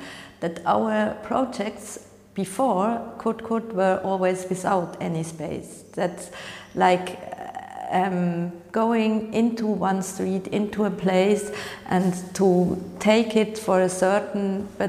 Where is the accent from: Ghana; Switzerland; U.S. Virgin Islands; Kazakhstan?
Switzerland; moved away as an adult; now in Berlin, Germany; I'm originally from Switzerland and I'm living in Berlin since almost 20 years.